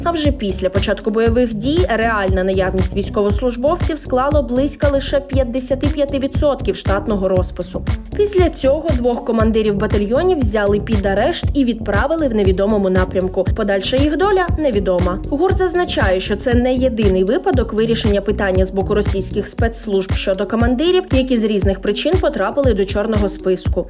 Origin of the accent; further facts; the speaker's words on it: Ukraine; Ми з України